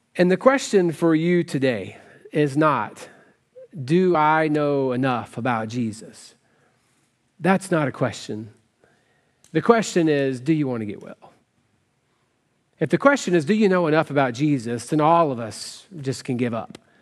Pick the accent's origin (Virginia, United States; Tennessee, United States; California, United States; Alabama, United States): Tennessee, United States; West; I grew up in West Tennessee